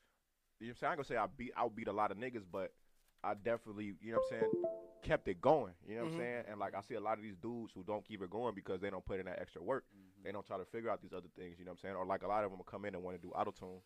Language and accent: English; Chicago, Illinois, United States; I'm from Chicago